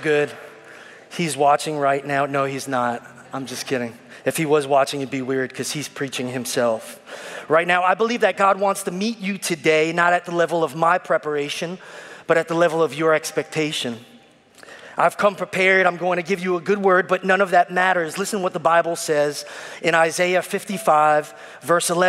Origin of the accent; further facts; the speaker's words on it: New York City, New York, United States; moved away as an adult; now in Richmond, United States; I'm an Italian Puerto Rican from Brooklyn